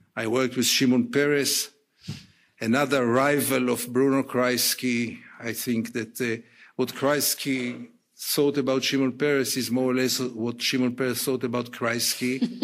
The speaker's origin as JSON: {"language": "English", "country": "Israel", "tie": "born or raised there", "said": "I'm an Israeli. I was born in Israel."}